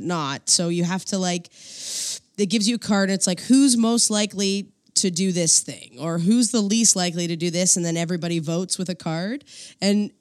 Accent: New Brunswick, Canada; moved away; I'm from New Brunswick

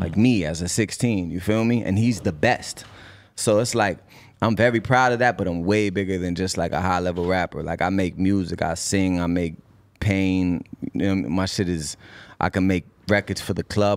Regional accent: Cambridge, Massachusetts, United States; also born or lived in Boston; I love Boston. I'm born there. I went to school there. I have influence there. But I'm from Cambridge

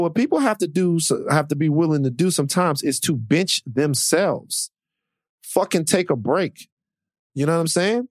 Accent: Louisiana, United States; I'm from Louisiana

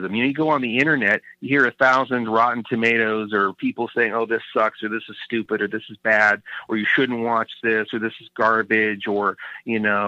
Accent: Sacramento, California, United States; moving to my hometown of Sacramento

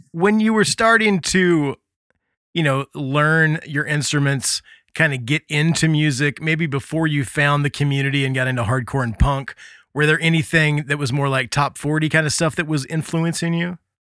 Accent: Midwest, United States; moved away; also born or lived in Gulf Shores, Alabama / New Orleans; growing up in the Midwest

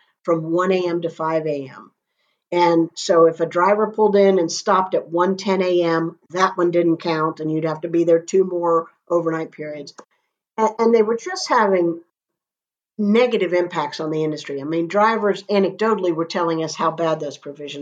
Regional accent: Florida, United States; I'm a Florida girl, born and raised in Florida

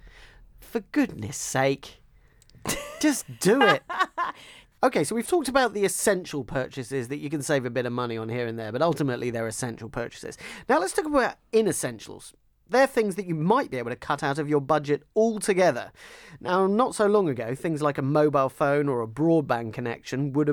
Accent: London, United Kingdom; like me, you're born and brought up in the London suburbs

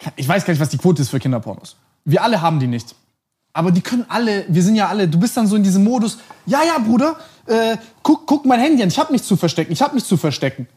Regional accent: Germany; also born or lived in Montenegro; ich bin, bin hier und in Montenegro aufgewachsen, mehr oder weniger

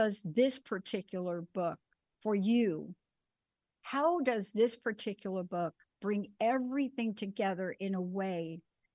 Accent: New York City, New York, United States; I'm a kid from the Bronx. I had a rough childhood

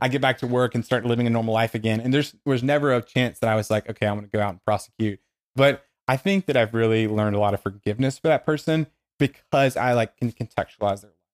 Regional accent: Dothan, Alabama, United States; the people in Dothan who, where I grew up in Alabama

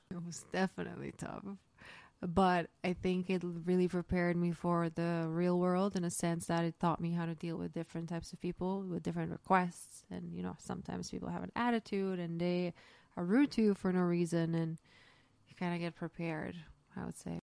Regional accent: Zagreb, City of Zagreb, Croatia; moved away as an adult; now in New York, United States; I was raised in the city called Zagreb

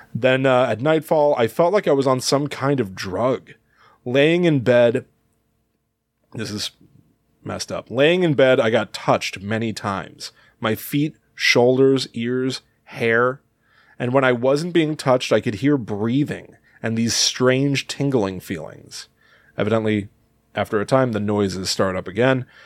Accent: Connecticut, United States; We grew up, obviously, in the Northeast U S. I, I've always felt like, you know, we came from Connecticut

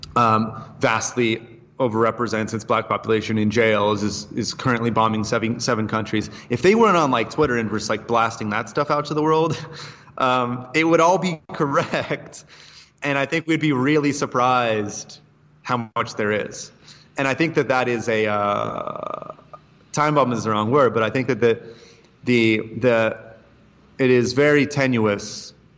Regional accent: United States; moved away; also born or lived in Asia / Brazil; as an American

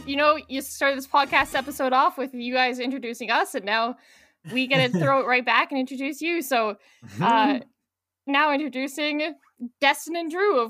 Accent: Calgary, Alberta, Canada; And we're from Calgary, Alberta, Canada

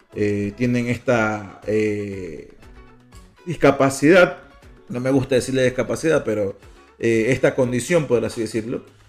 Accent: Guayaquil, Guayas, Ecuador; now in United States; nacimos en Guayaquil

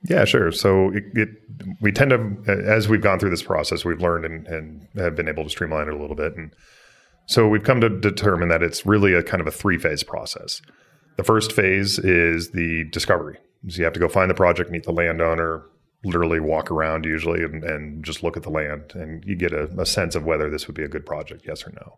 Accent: Boise, Idaho, United States; I was a kid growing up in Idaho. and, uh, grow up in Boise

